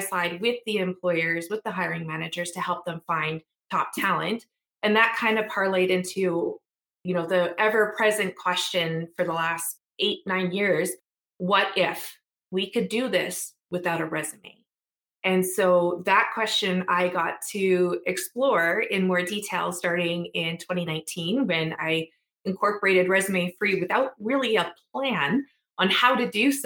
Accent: Treaty 6 and Treaty 8 territories, Alberta, Canada; also born or lived in Edmonton, Canada; I am proudly from Treaty 6 and Treaty 8 territories, and I currently live in Beaver Hills House, which is also known as Edmonton.

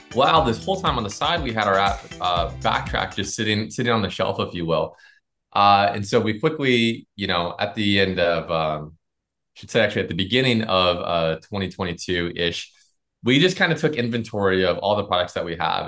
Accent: Florida, United States; we're from Florida

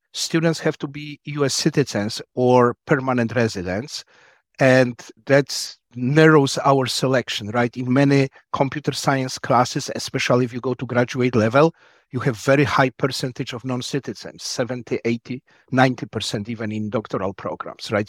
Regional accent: Poland; also born or lived in Wisconsin, United States; now in United States; I'm originally from Poland. Came here just before the Berlin Wall fell down in nineteen eighty-nine

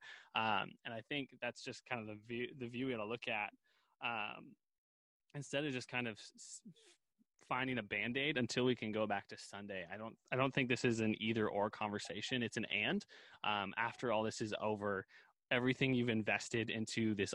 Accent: Seattle, Washington, United States; also born or lived in Colorado Springs, Colorado; Growing up in the Seattle area after college and in high school and all that kind of stuff

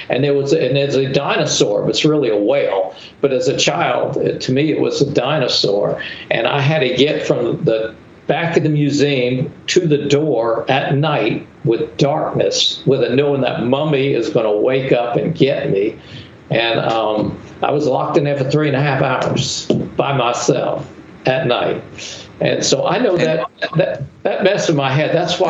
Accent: Charleston, South Carolina, United States; also born or lived in New York City; I was born in New York City. My parents bought uh, uh, uh was were recruited here to Charleston, um, and uh, when I was nine months old

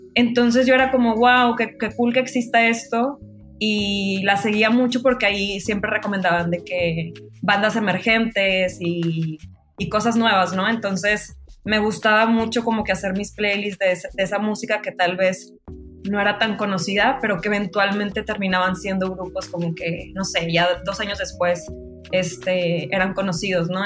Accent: Monterrey, Nuevo León, Mexico; moved away as an adult; now in Mexico City, Mexico; soy de Monterrey, pero vivo en México hace, en la Ciudad de México hace dos años y medio

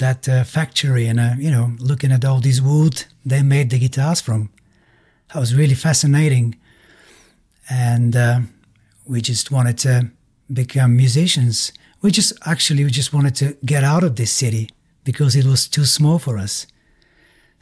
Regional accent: Kazanlak, Stara Zagora Province, Bulgaria; English is a second language; moved away as an adult; also born or lived in Norway; I'm from Bulgaria. I grew up in a small city called Kazanlık

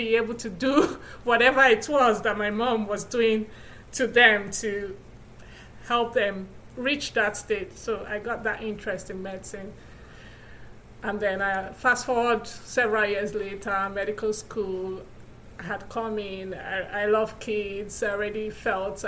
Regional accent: Nigeria; moved away as an adult; now in Milwaukee, United States; I'm originally from Nigeria, where I was born and raised.

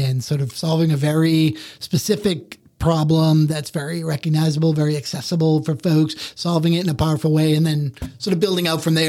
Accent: Boston, Massachusetts, United States; now in Charleston, United States; I'm originally from the Boston area

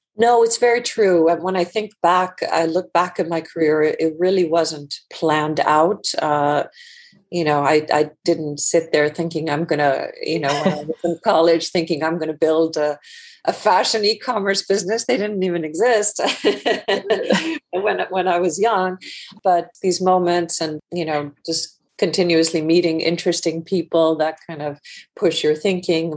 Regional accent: Iceland; moved away as an adult; also born or lived in United States; now in London, United Kingdom; I actually grew up, uh, just to give a little bit of background, uh, grew up in Iceland

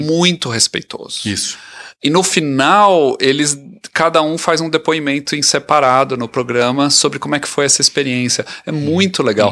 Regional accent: Brazil; now in Canada; a gente que nasceu no Brasil

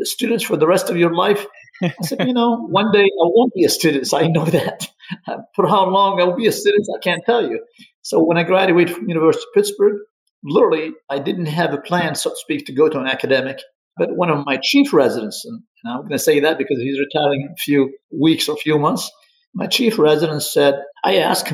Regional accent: Libya; moved away as an adult; also born or lived in Egypt; now in United States; I'm originally from Libya

